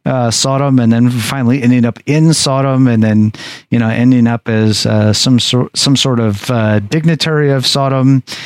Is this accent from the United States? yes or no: yes; Anchorage, Alaska, United States; So I would say that Alaska and Anchorage would be my hometown, because that is where I was really formed together.